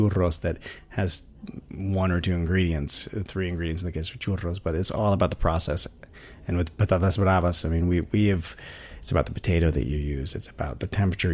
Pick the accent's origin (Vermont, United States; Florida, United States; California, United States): Vermont, United States; also born or lived in Spain; now in New York City, United States; I grew up in Vermont on a small sort of sustainable organic farm.